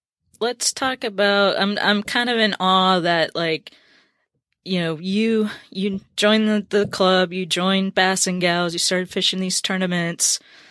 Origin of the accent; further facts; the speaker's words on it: Minnesota, United States; also born or lived in Percy Priest Lake, Tennessee; now in Tennessee, United States; I grew up fishing walleye in Minnesota, and bass fishing to me is fairly new.